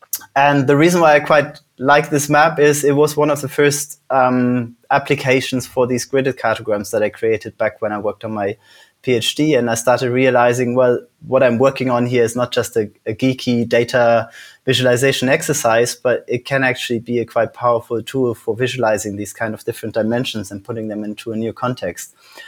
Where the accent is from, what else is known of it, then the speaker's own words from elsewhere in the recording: Netherlands; also born or lived in Switzerland / Germany / United Kingdom; now in Iceland; So I was born in Switzerland. I grew up in the Netherlands and Germany. I've lived in the UK for a long time. And now I moved to Iceland.